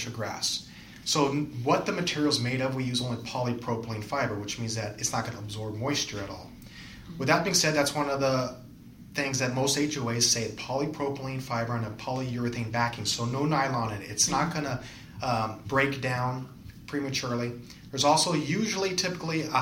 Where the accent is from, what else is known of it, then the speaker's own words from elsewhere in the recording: San Fernando Valley, California, United States; So I'm originally from the San Fernando Valley.